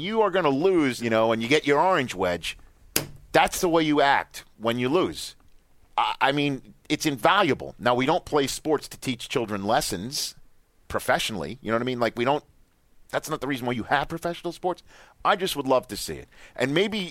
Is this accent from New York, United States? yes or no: yes; New York City, New York, United States; I grew up in New York City, loving the Jets